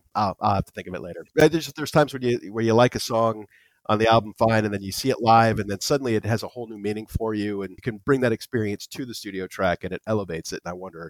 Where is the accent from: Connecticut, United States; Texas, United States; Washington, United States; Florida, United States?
Florida, United States; Daytona Beach; also born or lived in Tampa, Florida; I grew up in Daytona Beach, outside of Daytona Beach, actually.